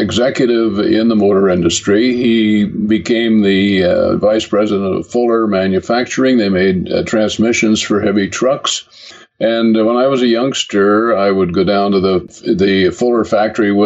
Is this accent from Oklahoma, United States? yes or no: no; Kalamazoo, Michigan, United States; moved away as an adult; also born or lived in Brooklyn, New York; now in England; Kalamazoo, Michigan, which was my hometown